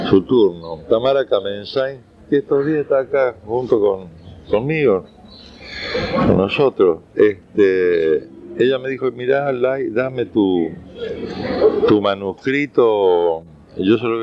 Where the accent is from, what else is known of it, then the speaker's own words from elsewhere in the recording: Unquillo, Córdoba, Argentina; also born or lived in Rosario; Eh, después ya me sacaron de ahí, me llevaron primero a Unquillo, provincia de Córdoba, y después a, ya nos quedamos con mamá